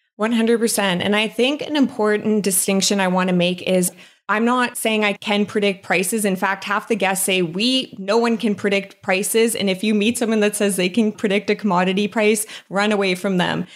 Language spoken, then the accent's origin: English; Saskatchewan, Canada; also born or lived in Calgary; now in British Columbia, Canada; I'm from Saskatchewan